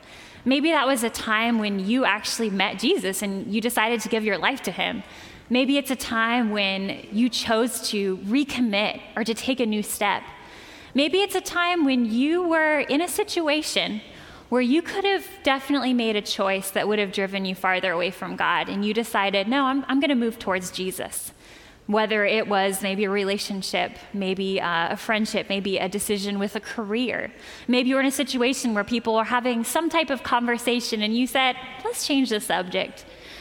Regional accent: Holland, Michigan, United States; I was growing up in Holland, Michigan with my family. There's five of us.

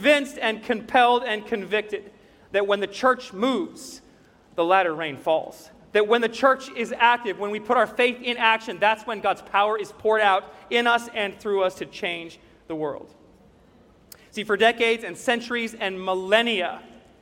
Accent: Greeneville, Tennessee, United States; my farm that I grew up on in Greenville, Tennessee

